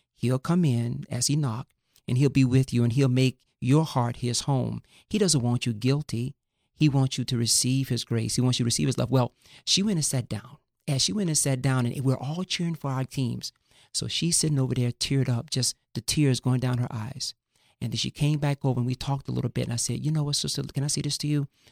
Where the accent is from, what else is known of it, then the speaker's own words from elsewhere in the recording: Fort Lauderdale, Florida, United States; also born or lived in Northwest Montana; now in Thousand Oaks, United States; I grew up in the inner city of Fort Lauderdale, Florida, in Broward County.